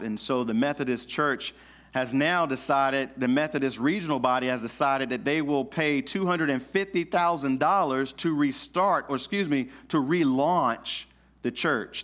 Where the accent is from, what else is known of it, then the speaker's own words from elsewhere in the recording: the South, United States; I grew up in the South in the Baptist church